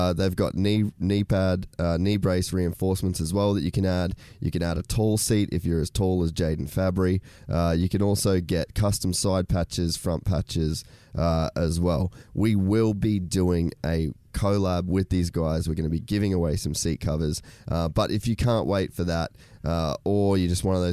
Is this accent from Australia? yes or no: yes; Cairns, Queensland, Australia; growing up in Cairns